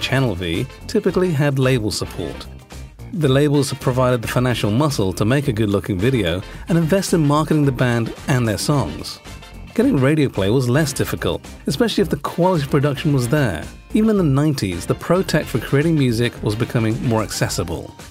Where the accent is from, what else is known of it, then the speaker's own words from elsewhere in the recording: Singapore; as a Singaporean